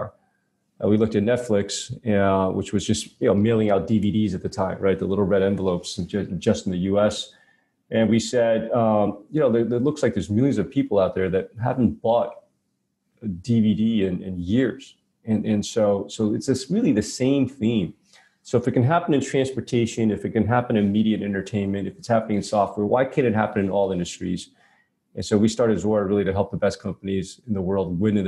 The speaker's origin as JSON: {"language": "English", "town": "New York City", "region": "New York", "country": "United States", "tie": "born or raised there", "said": "I grew up in Brooklyn, New York"}